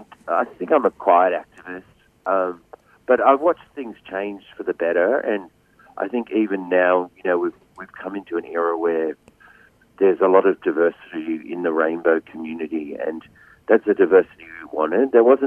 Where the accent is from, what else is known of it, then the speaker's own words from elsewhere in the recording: Wollongong, New South Wales, Australia; they're not an Indigenous family. They're actually a poor non-Indigenous family. And we grew up in housing commission in Western Wollongong in New South Wales.